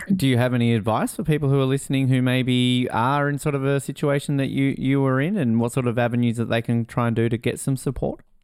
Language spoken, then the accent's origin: English; Tasmania, Australia; moved away; I'm obviously originally from Tasmania, so I come from a Aussie rules background.